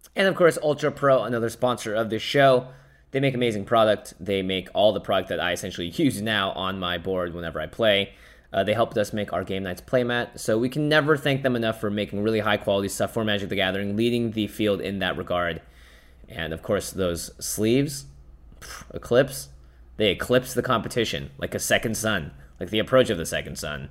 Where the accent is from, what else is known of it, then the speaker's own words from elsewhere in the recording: Seattle, Washington, United States; moved away; I grew up in Seattle.